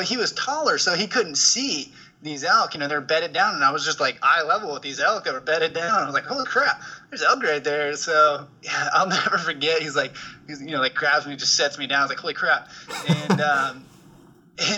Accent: Perrydale, Oregon, United States; in the Willamette Valley. Kind of on the west side, up against the Coast Range, little town called Perrydale

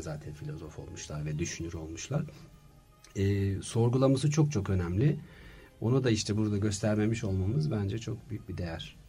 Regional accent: Germany; moved away as an adult; now in Turkey; 3 yaşımda Almanya'ya gittik ailemle. Orada anaokulundan bütün işte okul hayatıma, konservatuvar hayatıma, tiyatrolara, işte e, iş hayatıma derken e, 33 yıl Almanya'da yaşadım

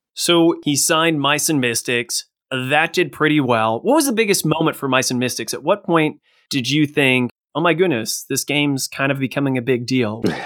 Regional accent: Ohio, United States; I'm from Ohio

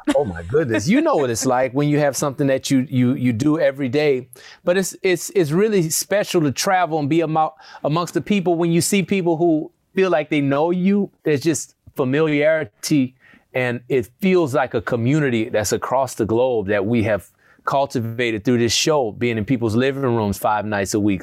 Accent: New Orleans, Louisiana, United States; accent: southern; we grew up in New Orleans

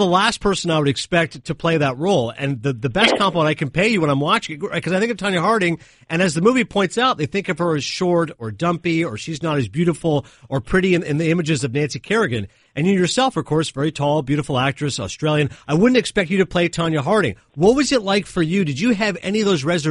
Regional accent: Canada; I'm Canadian

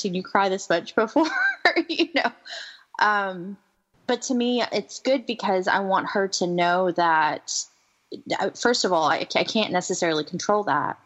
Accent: the South, United States; growing up in the South

